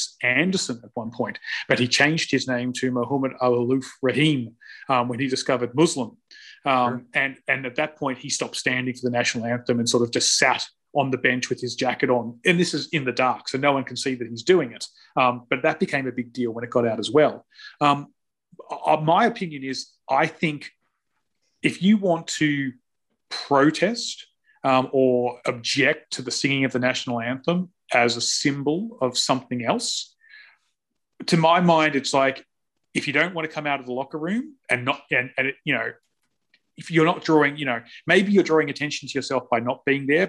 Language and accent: English; Australia; I'm Australian